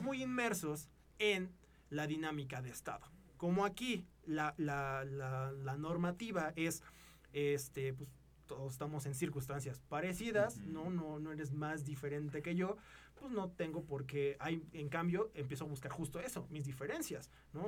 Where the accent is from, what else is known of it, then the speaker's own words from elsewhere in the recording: Mexico; somos mexicanos, somos del mismo lugar